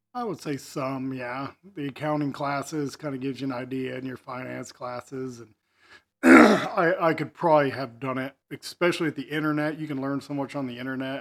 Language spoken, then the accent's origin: English; Effingham, Illinois, United States; also born or lived in Wyoming; I was born and raised in Effingham